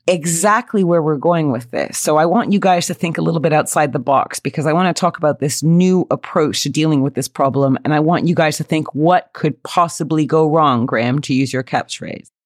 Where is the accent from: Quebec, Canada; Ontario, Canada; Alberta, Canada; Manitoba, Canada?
Quebec, Canada; accent: Canadian; moved away as an adult; now in United Kingdom; I certainly have been living in the UK for 20 years, still sound as Canadian as the day I was born